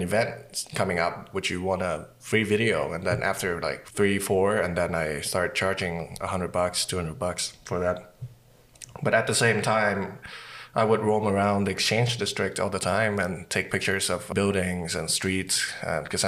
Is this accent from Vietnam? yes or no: yes; Vietnam; now in Winnipeg, Canada; I'm from Vietnam and I work in film, television and commercials and documentary in Winnipeg.